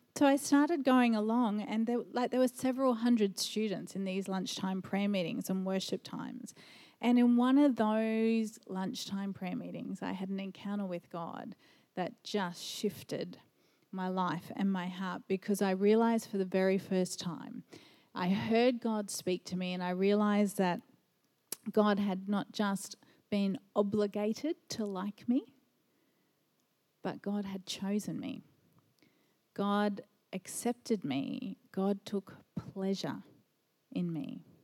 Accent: Brisbane, Queensland, Australia; also born or lived in Japan; I've spent most of my life in Brisbane

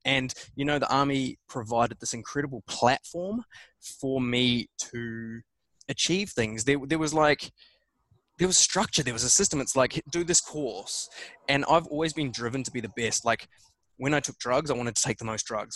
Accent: New Zealand; born or raised there; also born or lived in England

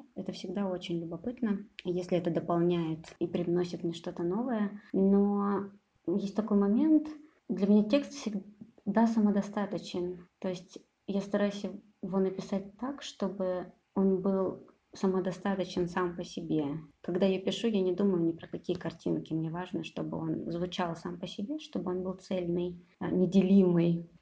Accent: Kropotkin, Russia; moved away; also born or lived in Novosibirsk; на своей родине, да, в поселке Кропоткин

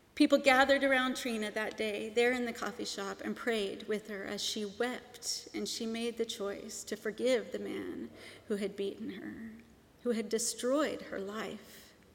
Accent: Seattle, Washington, United States; moved away; I grew up in Seattle, Washington

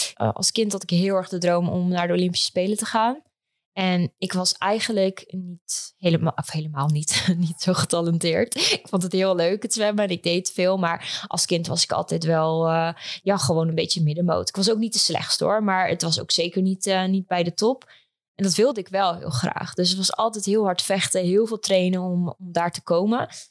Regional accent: Epe, Gelderland, Netherlands; moved away as an adult; also born or lived in Leiden / Amsterdam; now in Almere, Netherlands; ik ben geboren en getogen in Epe, een klein plaatsje in eh, Gelderland

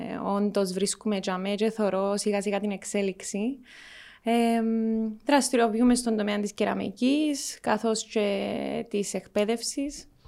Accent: Cyprus; έφυγες που την Κύπρο και ακόμα ασχολείσαι με την Κύπρο. Και η απάντηση μου εμένα ήταν ότι αγαπώ τον τόπο μου

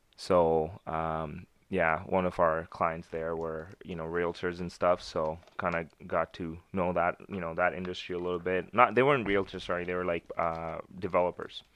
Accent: Winnipeg, Manitoba, Canada; also born or lived in Pakistan; I grew up in Winnipeg.

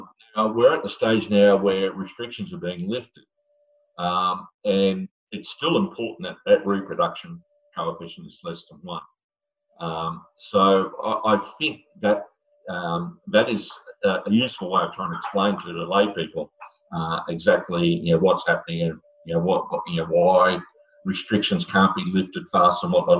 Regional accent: Australia; I was invited to write a few as Australian statistician.

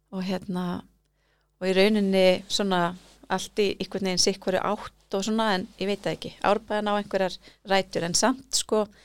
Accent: Reykjavík, Capital Region, Iceland; ég væri svona árbæðingur

